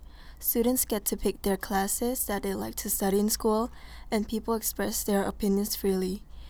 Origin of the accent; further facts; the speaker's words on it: Ho Chi Minh City, Vietnam; now in Lexington, United States; I am from Ho Chi Minh City, Vietnam